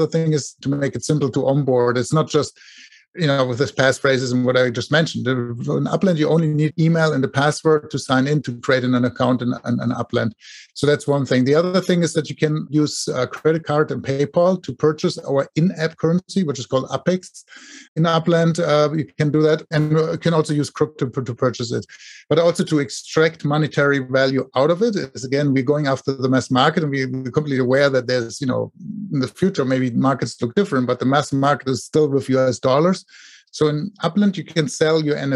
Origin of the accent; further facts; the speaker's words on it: Germany; now in Silicon Valley, United States; I live here in Silicon Valley in the US. Originally, I'm from Germany, with my accent probably